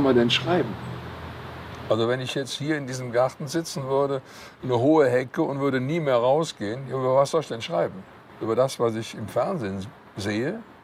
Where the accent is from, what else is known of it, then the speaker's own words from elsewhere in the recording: Cologne, North Rhine-Westphalia, Germany; am Severinsklösterchen, wo ich geboren bin oder da, wo ich aufgewachsen bin